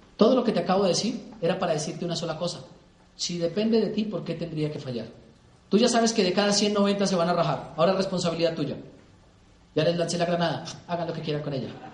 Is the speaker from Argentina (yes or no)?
no; Colombia; mi país